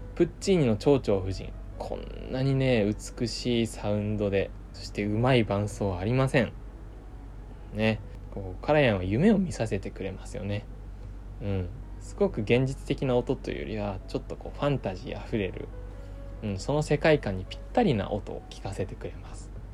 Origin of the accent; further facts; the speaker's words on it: Kurume, Fukuoka, Japan; now in Tokyo, Japan; 僕の地元福岡の久留米の方では